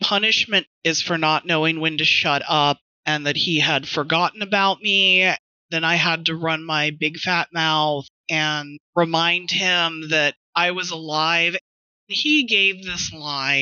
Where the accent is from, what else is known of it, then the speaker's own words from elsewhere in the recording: West Texas, United States; moved away; also born or lived in Houston; I'm from West Texas originally